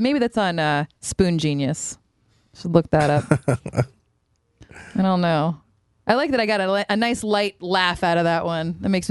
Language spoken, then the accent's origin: English; the South, United States; What is spoon bread? I'm from the South and never heard of it, so it's not Southern.